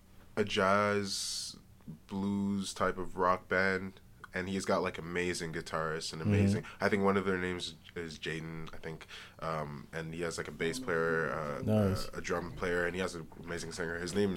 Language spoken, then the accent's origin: English; Ottawa, Ontario, Canada; we're from Ottawa and we love our hometown.